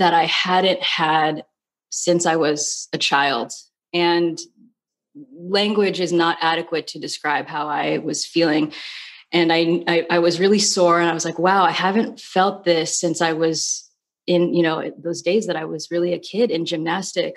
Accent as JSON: {"language": "English", "region": "California", "country": "United States", "also_born_or_lived": "New York", "moved": "as an adult", "said": "I'm from California. I went to school in California, and I ended up moving to New York"}